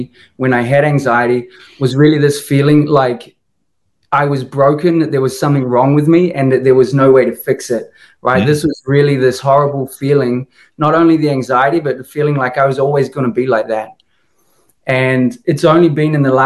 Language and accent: English; New Zealand; now in Lisbon, Portugal; I'm from New Zealand, originally from New Zealand